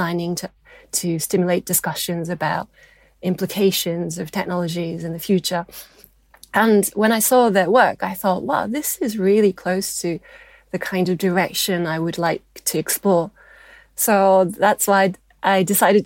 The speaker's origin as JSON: {"language": "English", "country": "Japan", "said": "I'm half British and half Japanese"}